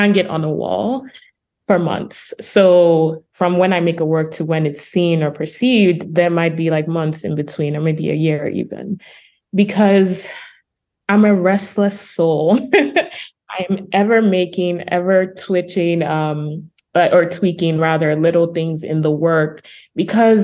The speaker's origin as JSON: {"language": "English", "region": "Lagos", "country": "Nigeria", "tie": "born or raised there", "moved": "as an adult", "lives_now": "Brooklyn, United States", "said": "I'm a Nigerian artist, for example. I was born in Lagos and I'm living in Brooklyn, New York now"}